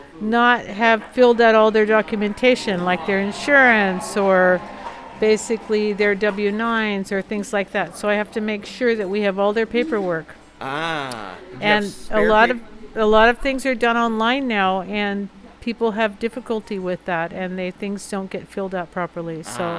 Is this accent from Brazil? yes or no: no; France; moved away; And I grew up in France